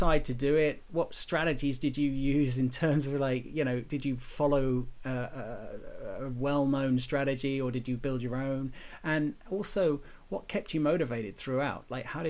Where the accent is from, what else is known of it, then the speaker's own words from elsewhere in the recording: London, United Kingdom; moved away; I was born in London